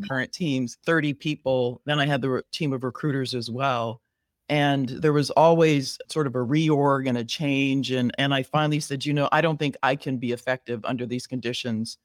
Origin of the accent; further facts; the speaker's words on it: Riverside, California, United States; moved away as an adult; now in Chicago, United States; I was born and raised in Southern California